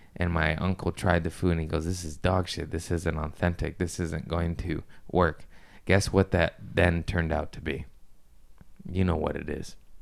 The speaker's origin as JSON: {"language": "English", "country": "United States", "said": "I'm just American"}